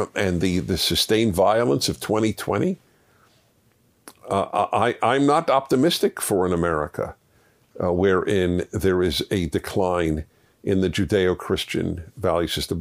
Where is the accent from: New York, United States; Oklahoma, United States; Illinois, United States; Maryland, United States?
New York, United States; New York City; I grew up in New York City in Brooklyn